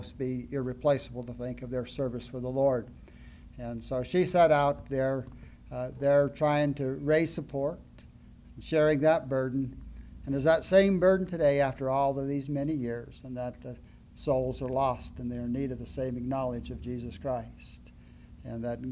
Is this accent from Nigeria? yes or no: no; Colorado, United States; moved away as an adult; now in Scotland; to be back into my home state